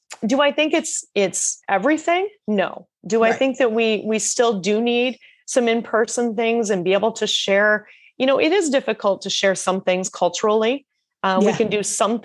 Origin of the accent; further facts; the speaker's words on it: rural Iowa, United States; also born or lived in Australia; I was from a town of 800 people in rural Iowa